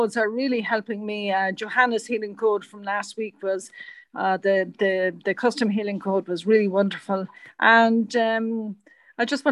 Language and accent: English; Ireland; accent: Irish; also born or lived in New York, United States; my Irish accent